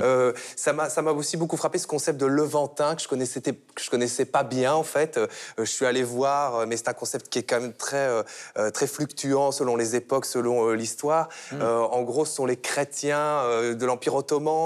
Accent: Belgium; en tant que Belge

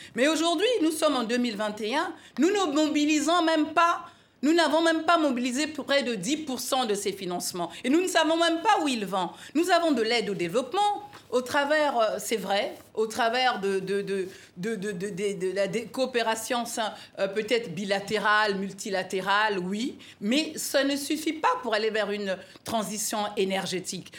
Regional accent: Republic of the Congo; mon pays, la République du Congo, Brazzaville

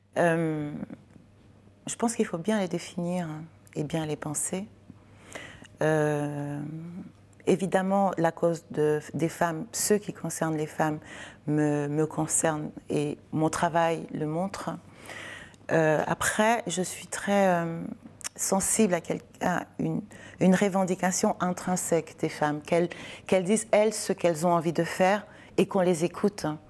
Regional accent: Cameroon; j'ai grandi au Cameroun.

